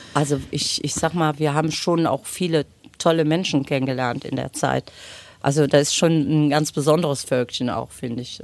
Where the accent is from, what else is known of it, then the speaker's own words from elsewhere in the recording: North Rhine-Westphalia, Germany; wir sind groß geworden auf der Neusser Straße, bevor meine Eltern nachher auf der Förderstraße ein Haus gebaut haben